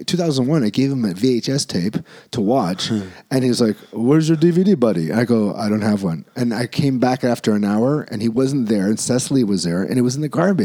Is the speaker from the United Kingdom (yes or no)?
no; Cebu, Central Visayas, Philippines; in my hometown. So we did two shows there.